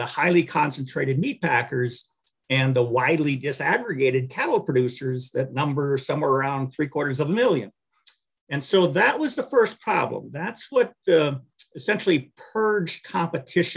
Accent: southeastern North Dakota, United States; moved away as an adult; During high school, I spent my years up with my shirttail relative up in southeastern North Dakota on a farm

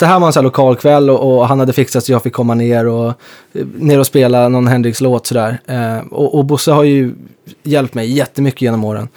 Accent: Stockholm, Stockholm County, Sweden; jag är från norra Stockholm

